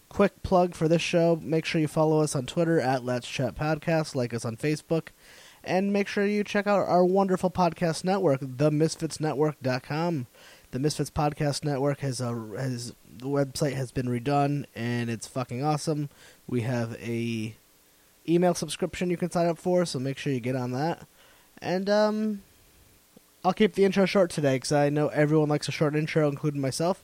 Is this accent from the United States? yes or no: yes; Connecticut, United States; also born or lived in northern New Jersey; I'm from Connecticut